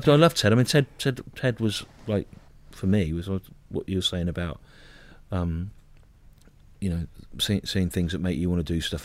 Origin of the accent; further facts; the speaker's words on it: Solihull, West Midlands, United Kingdom; I grew up in Solihull